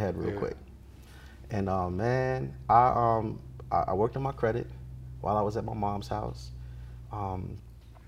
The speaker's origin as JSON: {"language": "English", "region": "New York", "country": "United States", "moved": "yes", "said": "I'm from New York."}